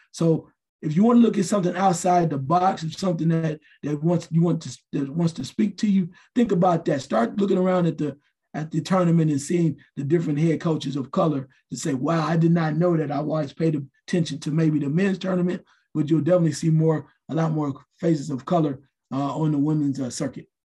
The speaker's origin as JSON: {"language": "English", "town": "Dayton", "region": "Ohio", "country": "United States", "said": "I'm from Dayton"}